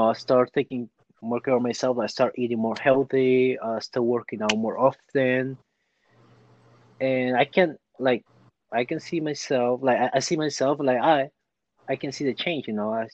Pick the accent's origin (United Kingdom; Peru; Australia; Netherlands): Peru; born or raised there; now in United States